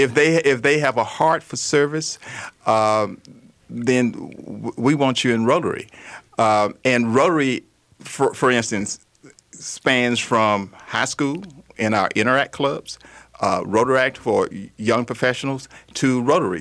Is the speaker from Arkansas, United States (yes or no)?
yes; Arkansas, United States; I'm from Arkansas.